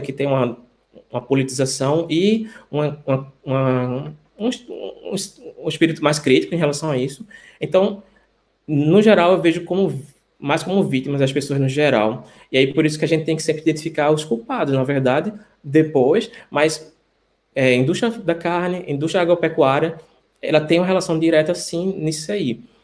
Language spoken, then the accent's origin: Portuguese; Recife, Pernambuco, Brazil; moved away as an adult; now in Antwerp, Belgium; sou médico infectologista, sou de Recife, estou por alguns meses na Bélgica, na cidade de Antuérpia